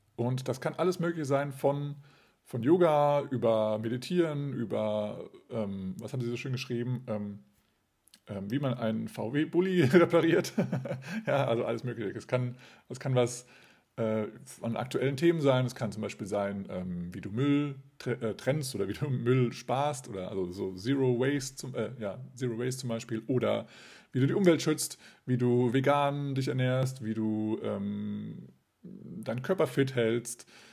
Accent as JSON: {"language": "German", "town": "Kassel", "region": "Hesse", "country": "Germany", "tie": "born or raised there", "said": "Kassel, meine Geburtsstadt"}